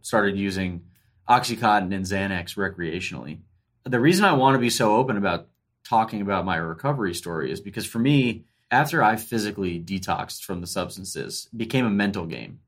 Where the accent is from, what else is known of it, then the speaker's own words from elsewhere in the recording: Ormond Beach, Florida, United States; moved away as an adult; also born or lived in Washington, D.C. / San Francisco; I grew up in Ormond Beach, Florida, which is a suburb just outside of Daytona Beach.